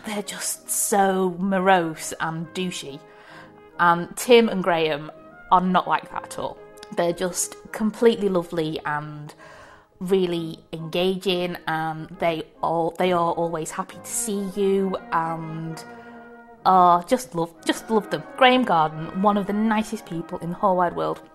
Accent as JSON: {"language": "English", "town": "Preston", "region": "North West England", "country": "United Kingdom", "moved": "yes", "said": "I'm from Preston too"}